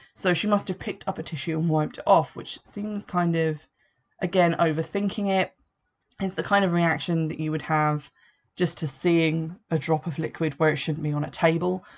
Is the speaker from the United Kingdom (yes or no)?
yes; Essex, East of England, United Kingdom; I was born in Essex, I live very close to Essex, spend a lot of time there